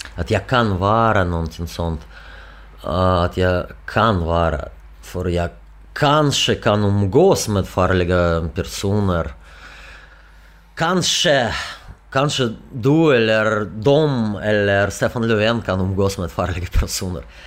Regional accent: Russia; Swedish is a second language; now in Sweden; i Ryssland, i min hemland

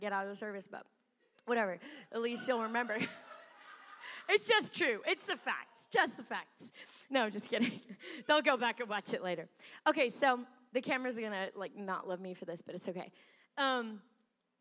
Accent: South Africa; moved away; I was born in South Africa

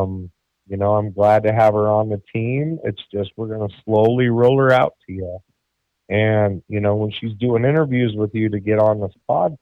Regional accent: Denver, Colorado, United States; I was born in Colorado in the year of 1982 in September.

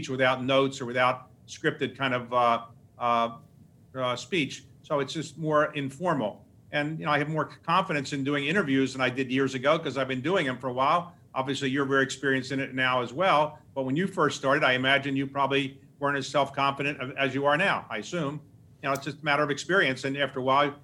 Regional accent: Baltimore, Maryland, United States; I grew up in Baltimore

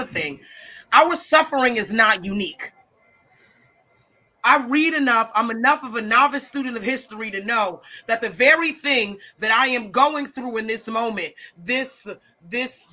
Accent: United States; I am complicit as an American.

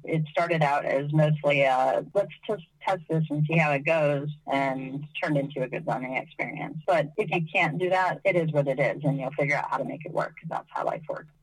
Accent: United States; moved away; my home country, which is the U.S.

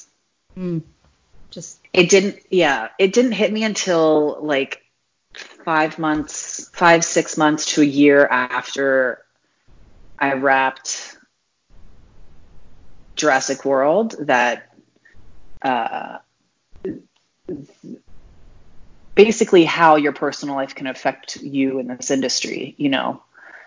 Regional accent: Delaware, United States; now in Atlanta, United States; I grew up in the little tiny state called Delaware

